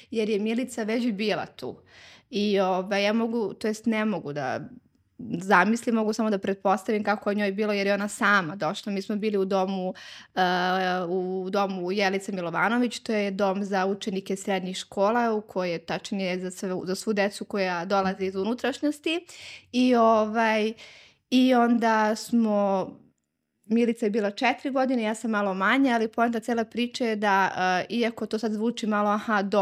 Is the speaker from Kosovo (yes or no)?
yes; Zubin Potok, Kosovo; now in Belgrade, Serbia; mi smo iz Ubenog potoka sa Kosova i Metohije